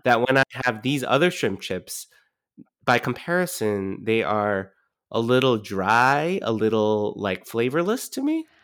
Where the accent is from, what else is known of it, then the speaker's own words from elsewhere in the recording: California, United States; moved away; also born or lived in East Coast; I grew up in California